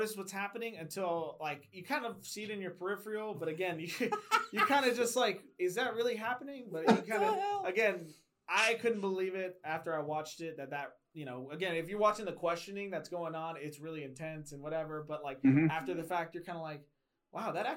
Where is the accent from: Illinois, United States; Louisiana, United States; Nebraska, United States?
Illinois, United States; Chicago; also born or lived in Atlanta; now in Cleveland, United States; I'm originally from Chicago